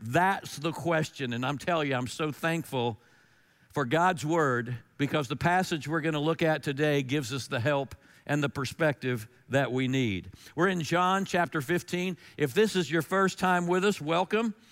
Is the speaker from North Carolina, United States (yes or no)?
yes; North Carolina, United States; I'm from North Carolina